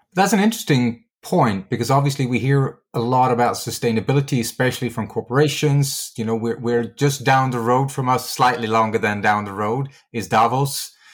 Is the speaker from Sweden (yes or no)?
yes; Sweden; my home country, which is Sweden